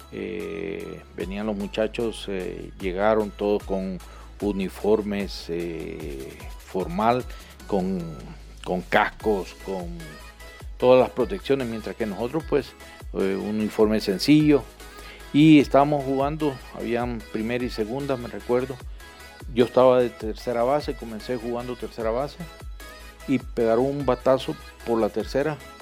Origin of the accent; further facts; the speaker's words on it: El Salvador; moved away as an adult; now in Colombia; soy salvadoreño, tengo 54 años